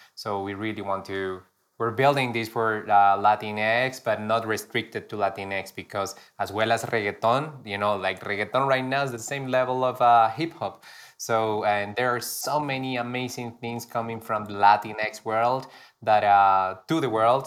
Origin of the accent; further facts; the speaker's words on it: Pasto, Nariño, Colombia; moved away; Here in my hometown